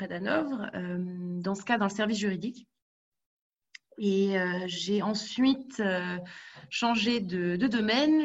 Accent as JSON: {"language": "French", "country": "France", "tie": "born or raised there", "moved": "as an adult", "lives_now": "Berlin, Germany", "said": "ma mère étant allemande et venant de Rhénanie, mais j'ai grandi en France. Je suis partie euh, en Allemagne"}